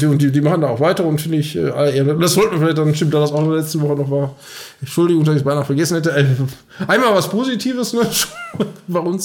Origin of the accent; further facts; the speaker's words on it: North Rhine-Westphalia, Germany; wir kommen ja aus Nordrhein-Westfalen